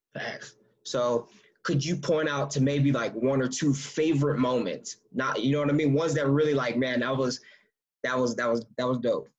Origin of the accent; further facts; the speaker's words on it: United States; moved away as an adult; now in Canada; we're two American guards with two different you know backgrounds, but we're both here in Canada